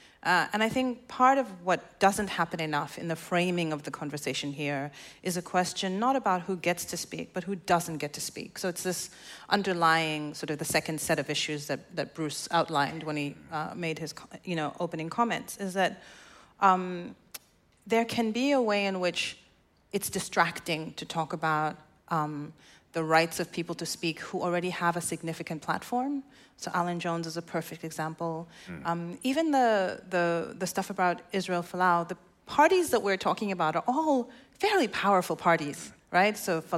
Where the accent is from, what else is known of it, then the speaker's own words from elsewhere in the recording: South Africa; moved away as an adult; now in Australia; I'm South African, but I've lived in Australia for the last 5 years, so I'm a bit Aussie.